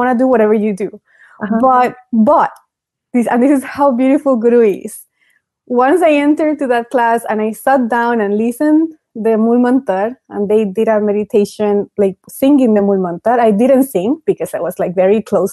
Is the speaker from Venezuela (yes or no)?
yes; Venezuela; moved away; I grew up in Venezuela